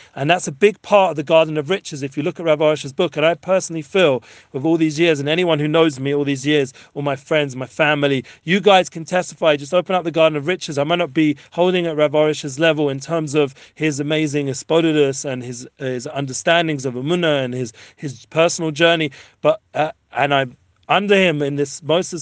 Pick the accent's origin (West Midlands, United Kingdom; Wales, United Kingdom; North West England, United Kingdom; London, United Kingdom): London, United Kingdom; now in Israel; growing up in London and all the other places